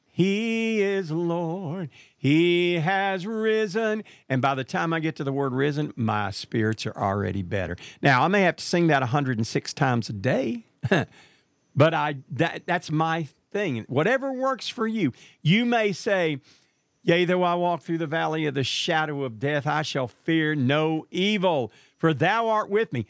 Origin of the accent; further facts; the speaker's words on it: Marshall, Texas, United States; my hometown of Marshall, Texas